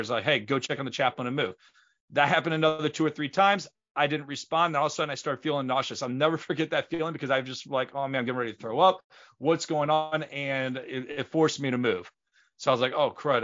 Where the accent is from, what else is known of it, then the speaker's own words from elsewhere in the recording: St. Louis, Missouri, United States; We grew up in Saint Louis